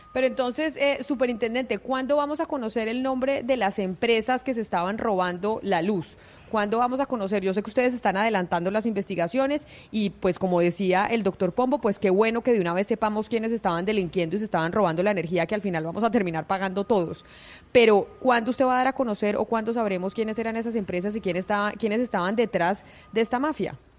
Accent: Colombia; como colombianos

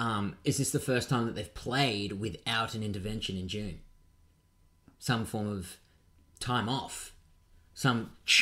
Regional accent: Queensland, Australia; Oh, don't blame me. I'm from Queensland. I just come from Europe.

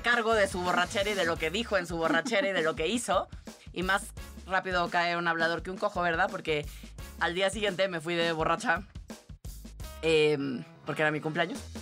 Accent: Tabasco, Mexico; yo crecí en Tabasco

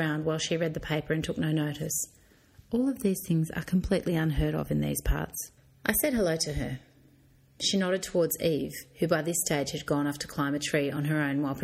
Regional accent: Swan Hill, Victoria, Australia; accent: country twang; moved away as an adult; now in Salento, Italy; I was from Swan Hill originally in country Victoria

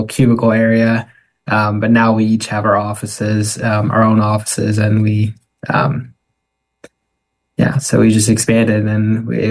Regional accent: Vermilion County, Illinois, United States; back in my hometown in Vermillion County

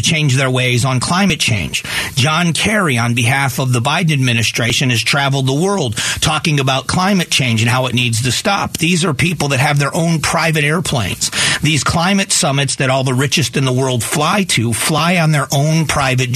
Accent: Southwest Florida, United States; also born or lived in Cleveland, Ohio / Newbury, Geauga County, Ohio; Then I grew up in Southwest Florida.

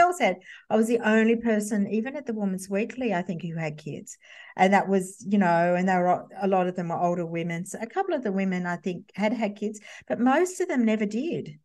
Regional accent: Campbelltown, New South Wales, Australia; I grew up in a sort of, uh, uh, western suburbs of Sydney, and Campbelltown

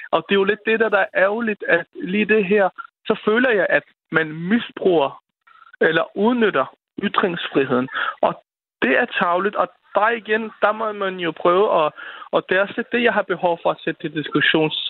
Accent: Denmark; vi som danskere

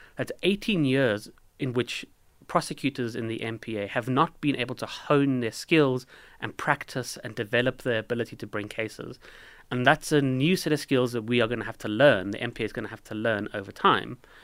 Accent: South Africa; I say this as a South African

